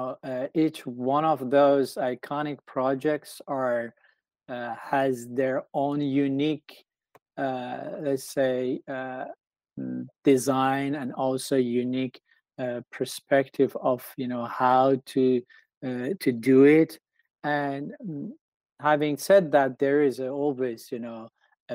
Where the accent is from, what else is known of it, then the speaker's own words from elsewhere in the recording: Tehran, Tehran Province, Iran; now in United States; I grew up in Tehran, which is the capital of Iran.